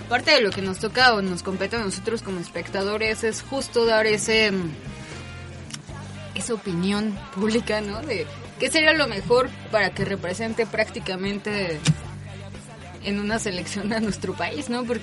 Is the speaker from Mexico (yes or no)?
yes; Mexico; y siendo mexicano, ¿no?